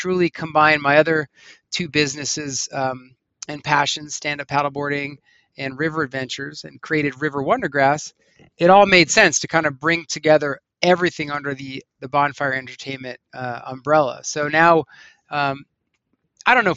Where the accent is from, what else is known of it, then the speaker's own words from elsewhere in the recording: Long Beach Island, New Jersey, United States; moved away as an adult; now in Colorado, United States; the street I grew up on Long Beach Island, New Jersey